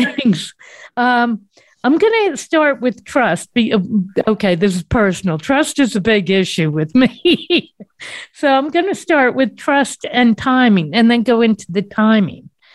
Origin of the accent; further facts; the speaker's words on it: East Coast, United States; I'm from the East Coast, if nobody didn't know what that accent was